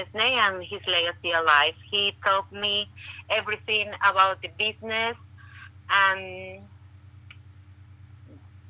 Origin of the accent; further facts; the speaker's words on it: Estelí, Nicaragua; moved away; also born or lived in Daytona Beach, Florida; I'm born and raised in Esteli, Nicaragua